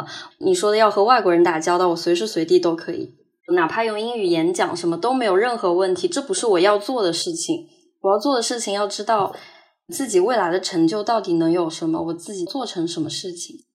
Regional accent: Hangzhou, Zhejiang, China; moved away as an adult; also born or lived in United States; 我是杭州的，现在是二十五岁。我是从一九年年中的时候。去了美国，然后到现在大概有两年的时间

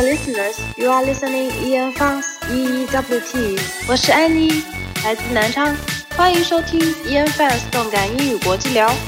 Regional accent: Nanchang, Jiangxi, China; English is a second language; I'm a girl from Jiangxi, capital of the city, Jiangxi province, Nanchang

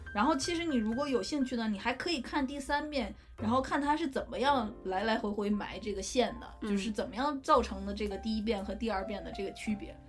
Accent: Northeast China, China; accent: Northeastern; moved away as an adult; 我家是东北的嘛，大家可以听出来哈，我的很明显

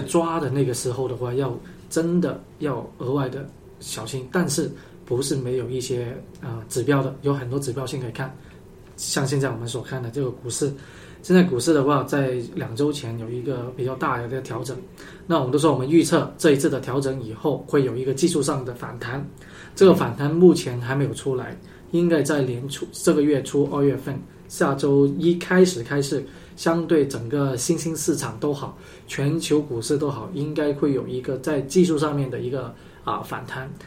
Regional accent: Guangzhou, Guangdong, China; 小时候在广州，十几年前

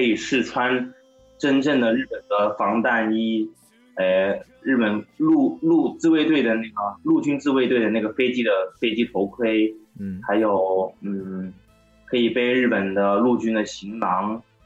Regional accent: Guangzhou, Guangdong, China; 我们广州

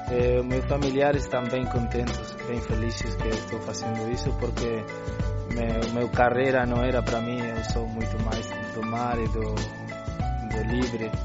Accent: Uruguay; Portuguese is a second language; eu somente sou um aventureiro eu eh, nasci no Uruguai, mas minha família é de Porto

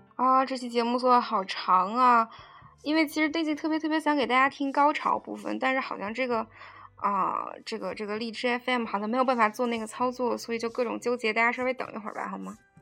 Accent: China; 我们作为中国人能用非常标准的英语念出来的这些单词呢

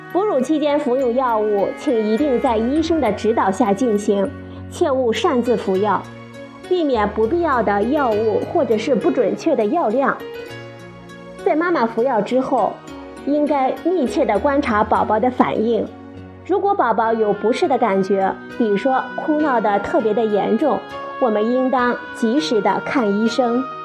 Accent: China; 我们中国人

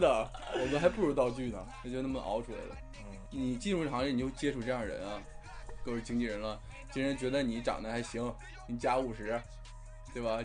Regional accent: Jilin, China; moved away as an adult; now in Shanghai, China; 我来自东北吉林，吉林省，吉林市啊唯一一个省市出名的地方

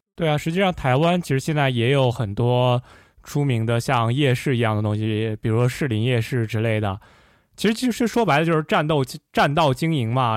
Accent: Xi'an, Shaanxi, China; 我是西安长大的

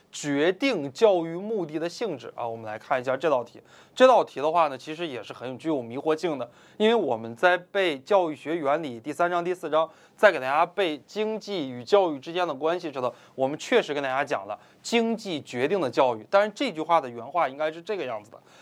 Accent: China; 我们中国人

